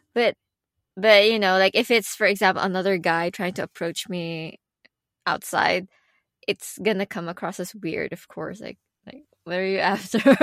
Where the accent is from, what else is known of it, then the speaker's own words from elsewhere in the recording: Philippines; English is a second language; moved away; where I come from, I come from the Philippines.